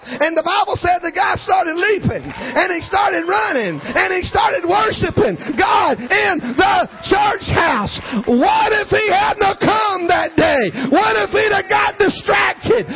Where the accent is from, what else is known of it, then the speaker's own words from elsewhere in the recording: South Georgia, United States; I'm from South Georgia